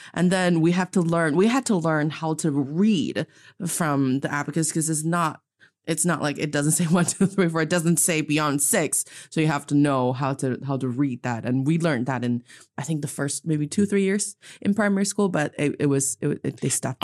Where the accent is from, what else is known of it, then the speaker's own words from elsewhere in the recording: Northeast China, China; now in Beijing, China; I am from the beautiful, also northeast part of China, and I'm speaking to all of you today in Beijing, China.